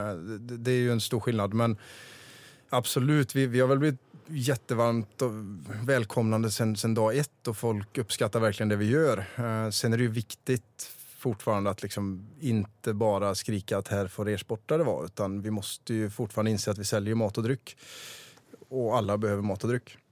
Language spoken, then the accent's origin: Swedish; Vara, Västra Götaland, Sweden; jag köpte en, en restaurang på, mm, i Vara, där jag kommer ifrån